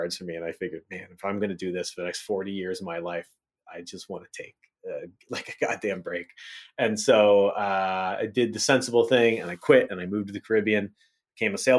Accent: Hagerstown, Maryland, United States; I grew up in Western Panhandle of Maryland, a little place called Hagerstown, Hickersville, Hagersbush

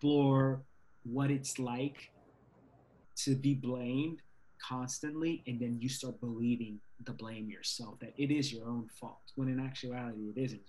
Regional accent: Virginia, United States; I grew up in Virginia in the South

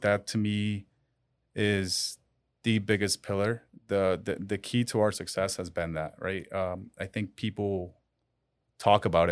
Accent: Colombia; now in Miami, United States; I was born in Colombia

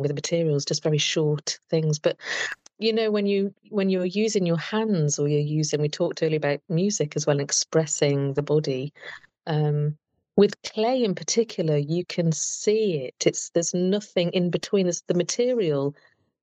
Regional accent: Telford, West Midlands, United Kingdom; Always lived in Telford in UK

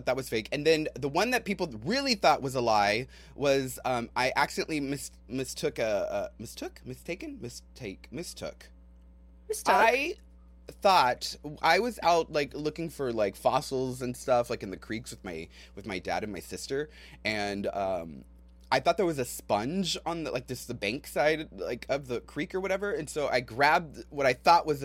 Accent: San Antonio, Texas, United States; I grew up in San Antonio

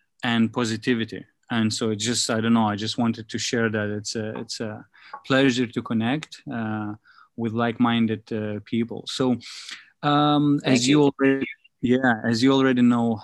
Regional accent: Lithuania; now in Asia; I'm in from Lithuania

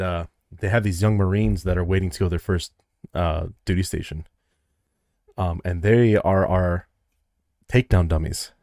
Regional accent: Midwest, United States; I'm from the Midwest

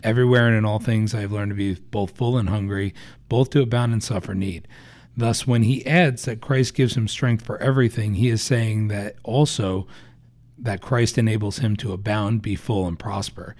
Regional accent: New Jersey, United States; we're both from Jersey

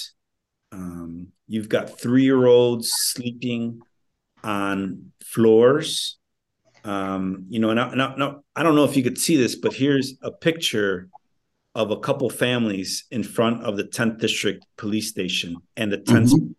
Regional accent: Chicago, Illinois, United States; ever since I was a young man, young boy, growing up in Little Village

